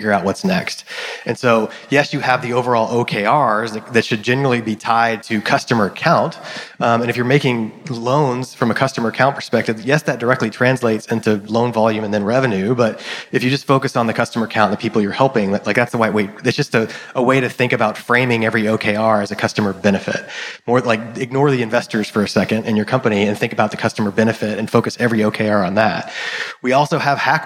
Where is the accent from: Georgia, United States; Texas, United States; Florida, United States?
Texas, United States; I grew up in Texas